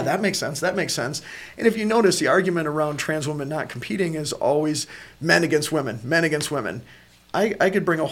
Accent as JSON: {"language": "English", "country": "United States", "said": "as American people"}